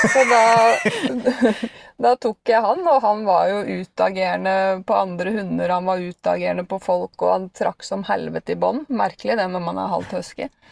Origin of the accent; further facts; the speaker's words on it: Bærum, Akershus, Norway; den eh, lokale hundeskolen uh, i Bærum, da, der jeg kommer fra.